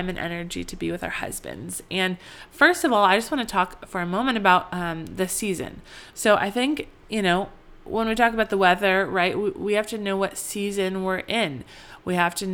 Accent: Colorado, United States; moved away; I grew up in Colorado

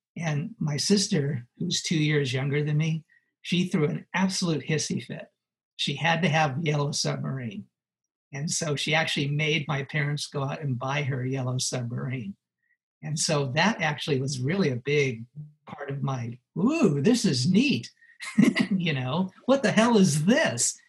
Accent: Los Angeles, California, United States; I grew up in Los Angeles

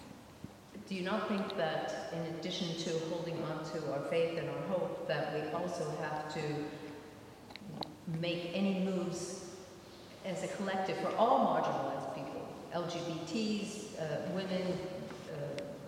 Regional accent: United States; moved away; I'm also an American

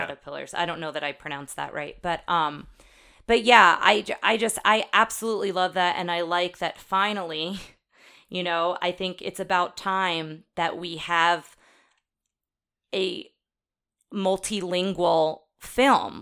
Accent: Jersey Shore, New Jersey, United States; I grew up on the Jersey Shore

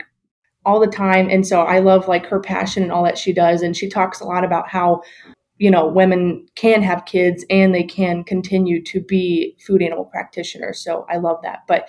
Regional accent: Ohio, United States; moved away as an adult; also born or lived in Illinois / Iowa; now I'm here back in Columbus at my home state at Ohio State University

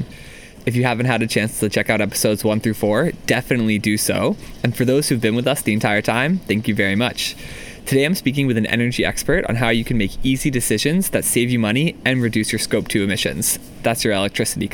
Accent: Maryland, United States; now in Seattle, United States; where I grew up in Maryland

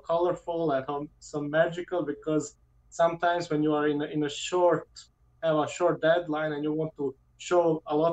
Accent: Serbia; From Serbia

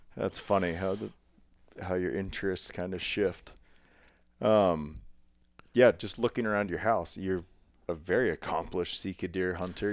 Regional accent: Ohio, United States; moved away as an adult; also born or lived in Montana; that is my roots of growing up in Ohio, getting into hunting as a young teenager

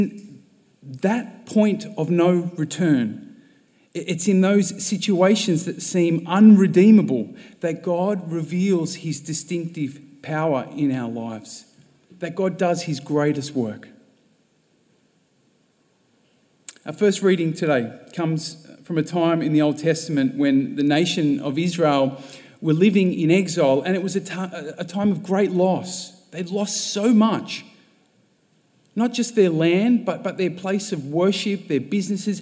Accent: Sydney, New South Wales, Australia; moved away as an adult; now in Melbourne, Australia; I was born and bred in Sydney

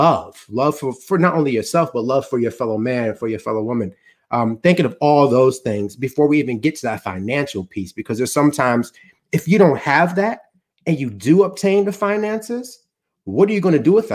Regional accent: New York City, New York, United States; being a Black African-American growing up in Harlem

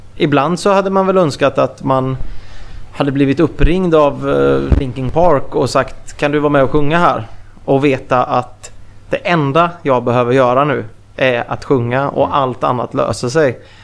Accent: Mariestad, Västra Götaland, Sweden; moved away; also born or lived in Gothenburg; i Mariestad där jag kommer ifrån från, från början

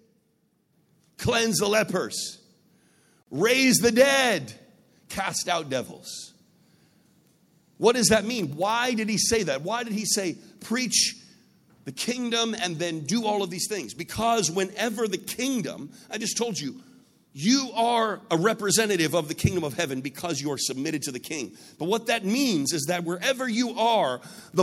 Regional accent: United States; I come from the United States. My country used to be part of the British Empire

